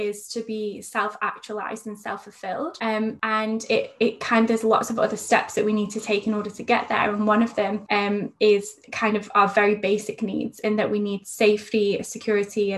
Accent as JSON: {"language": "English", "area": "near Manchester", "region": "North West England", "country": "United Kingdom", "moved": "as an adult", "lives_now": "Sydney, Australia", "said": "I'm actually from England, but I live in Sydney at the moment"}